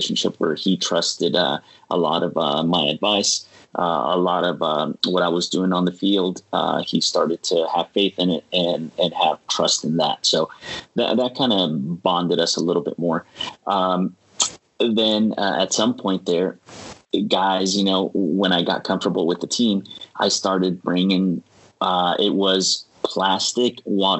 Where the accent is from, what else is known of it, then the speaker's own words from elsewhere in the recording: San Diego, California, United States; also born or lived in Portland; me being a San Diego native